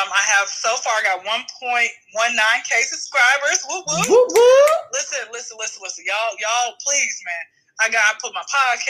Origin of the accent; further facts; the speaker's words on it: Wyoming, United States; I'm from Wyoming. Stay there.